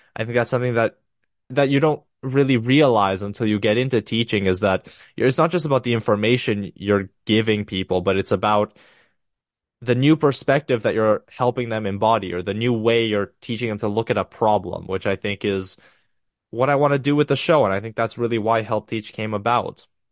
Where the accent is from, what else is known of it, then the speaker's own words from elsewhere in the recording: Romania; I'm from Romania